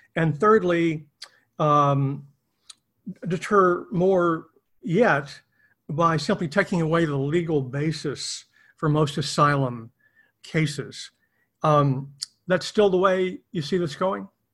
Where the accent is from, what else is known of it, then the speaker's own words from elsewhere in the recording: East Texas, United States; moved away; I'm actually from mm-hmm. uh, the East Texas area, not down near the border. I'm more near oh, Louisiana